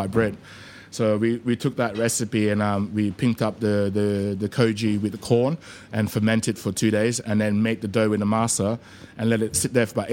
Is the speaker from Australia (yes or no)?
yes; Australia; moved away as an adult; also born or lived in Malaysia; now in London, United Kingdom; Growing up in Oz, you know, like, I grew up in Western suburbs, so I used to surf a lot